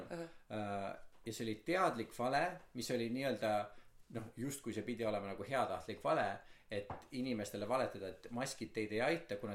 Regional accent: Estonia; sest ma olen eestlane

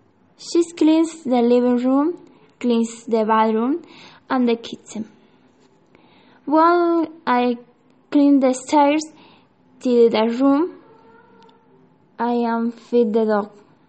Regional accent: Salta, Argentina; English is a second language; I am 17. I am from Argentina, of the province Salta. I live in the West Side neighborhood with my family.

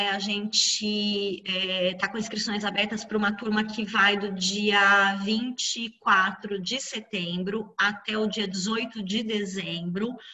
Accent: Pirajuí, São Paulo, Brazil; Ah, eu sei, eu sou de Pirajuí, eu sei, tá?

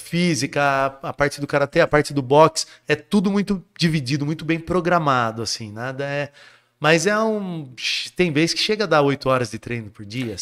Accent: Jundiaí, São Paulo, Brazil; also born or lived in Guarujá; eu nasci no Guarujá. Certo. Aí, com sete anos, os meus pais se separaram, eu voltei, minha mãe voltou para Jundiaí que é de onde ela sempre foi. E, consequentemente, nós mudamos para Jundiaí

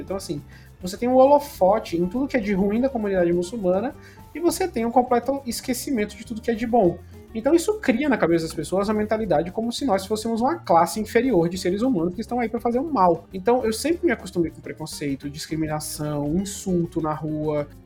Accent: Recife, Pernambuco, Brazil; moved away; also born or lived in São Paulo; minha cidade natal, que é Recife, Pernambuco

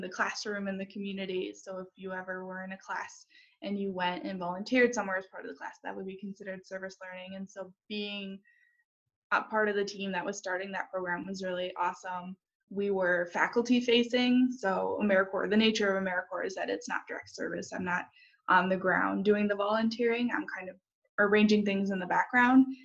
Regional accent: Huntley, Illinois, United States; I'm from Huntley, Illinois, so the suburbs of Chicago. So grew up in Illinois

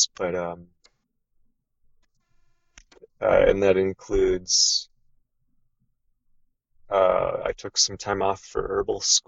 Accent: Minnesota, United States; also born or lived in Southern Oregon; now in Oregon, United States; where I grew up in Minnesota, in the Midwest of the United States

